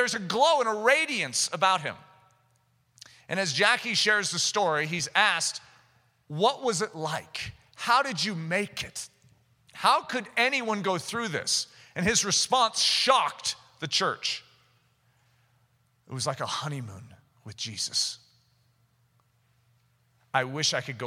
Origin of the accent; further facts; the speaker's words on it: United States; as an American